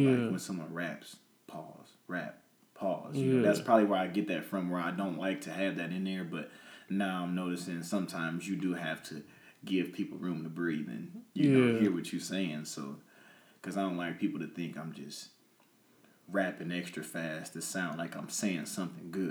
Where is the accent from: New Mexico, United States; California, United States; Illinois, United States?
Illinois, United States; Peoria; also born or lived in Atlanta, Georgia; I say I'm from Peoria because that's what raised me